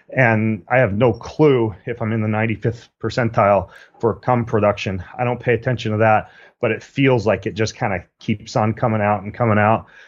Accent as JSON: {"language": "English", "town": "Spokane", "region": "Washington", "country": "United States", "tie": "born or raised there", "said": "Spokane, Washington, my hometown"}